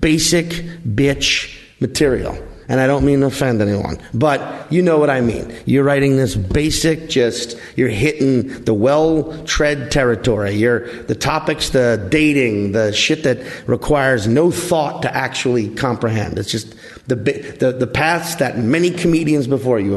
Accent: New Orleans, Louisiana, United States; accent: New Orleans; I grew up in southeastern Louisiana.

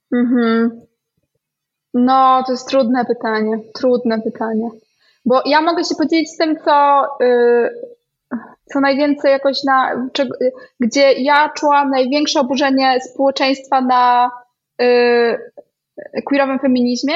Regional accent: Białystok, Podlaskie Voivodeship, Poland; moved away; ja pochodzę z Białego Stoku

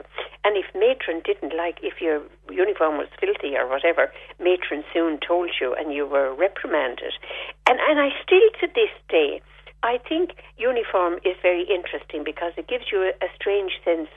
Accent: Fethard, Tipperary, Ireland; moved away; also born or lived in Dublin; I grew up in Feathert, and we grew up in a big estate

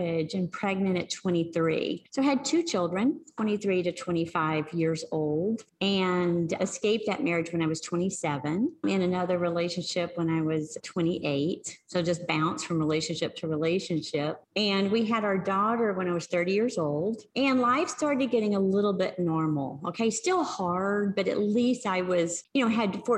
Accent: Arkansas, United States; I grew up in Arkansas.

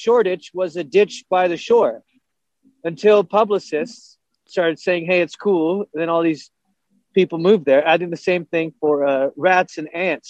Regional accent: United States; now in Europe; as an American living in Europe

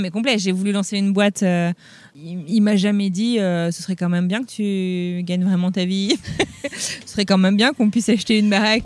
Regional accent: France; moved away as an adult; now in United States; ça fait 15 ans que je suis partie de, que je suis partie de France

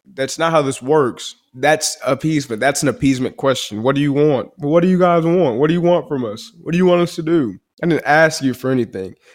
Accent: Chicago, Illinois, United States; also born or lived in Dallas-Fort Worth area, Texas; now in Dallas, United States; I'm from the south side of Chicago

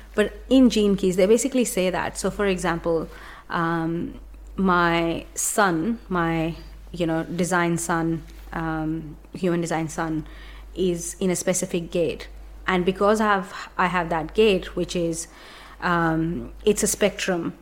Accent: India; moved away; grew up in India

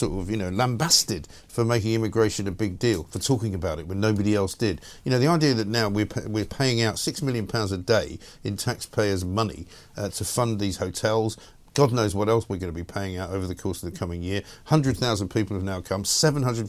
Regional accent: London, United Kingdom; When I was growing up in London, I lived not that far from Oxford Street

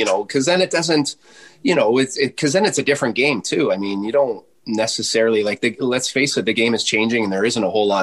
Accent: Ontario, Canada; I'm from Ontario

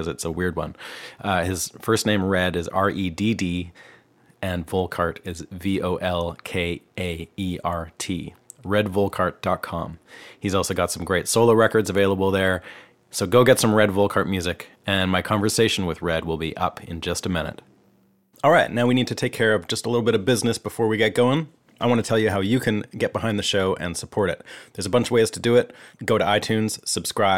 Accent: British Columbia, Canada; we're both from British Columbia, Canada.

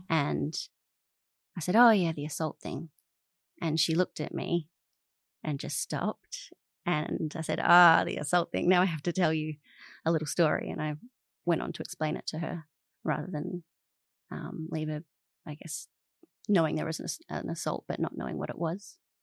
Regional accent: Adelaide, South Australia, Australia; moved away as an adult; also born or lived in Alice Springs, Northern Territory; now in Melbourne, Australia; I grew up in Adelaide first and then Alice Springs

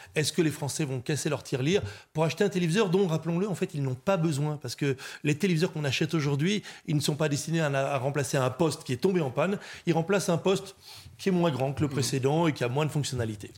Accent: France; on est français, on n'est pas anglo-saxon

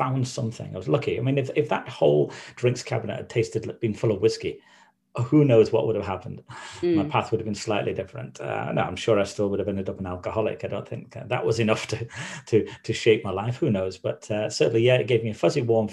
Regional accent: Manchester, North West England, United Kingdom; I grew up in Manchester, in a few different places. But the Manchester I remember was a place called Stretford in Manchester

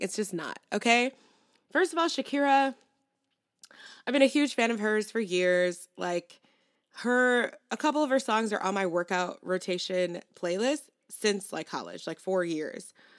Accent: New York City, New York, United States; as a New Yorker.

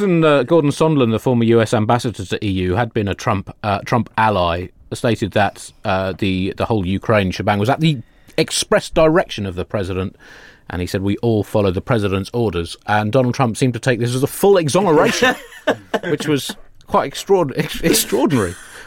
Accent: United Kingdom; we are British at a range of about 8,000 miles.

